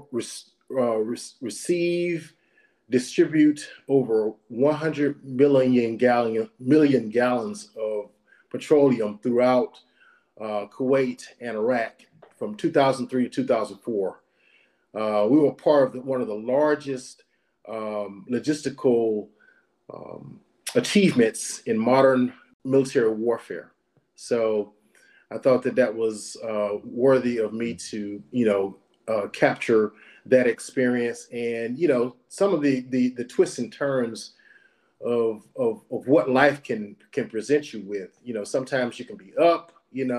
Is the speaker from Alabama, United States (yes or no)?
yes; Butler, Alabama, United States; also born or lived in Meridian, Mississippi; I was born in Meridian, but you know, formative years were spent in a little small area in Alabama called Choctaw County, Butler, Alabama